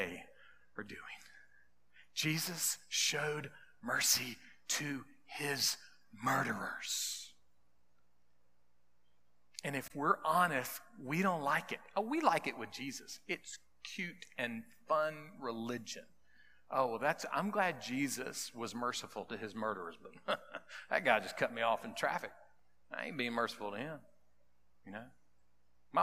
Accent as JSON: {"language": "English", "region": "South Carolina", "country": "United States", "said": "I'm a South Carolinian"}